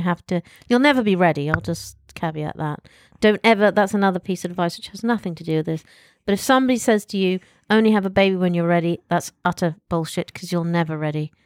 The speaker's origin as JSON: {"language": "English", "country": "United Kingdom", "said": "I'm British"}